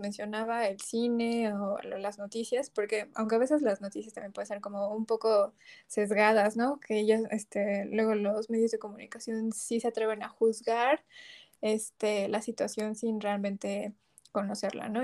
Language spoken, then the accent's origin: Spanish; Mexico; desde nuestra perspectiva como mexicanas